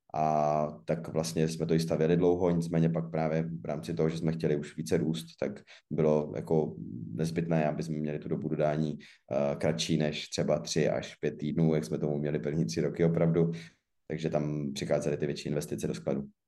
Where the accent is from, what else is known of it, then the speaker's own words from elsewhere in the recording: Zlín, Zlín Region, Czechia; jsem ze Zlína, což prostě beru jako město Obuvy